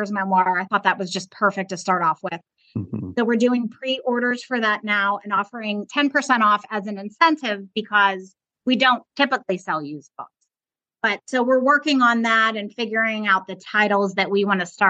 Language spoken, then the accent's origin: English; Pittsburgh, Pennsylvania, United States; moved away as an adult; now in Myrtle Beach, United States; We're both from Pittsburgh.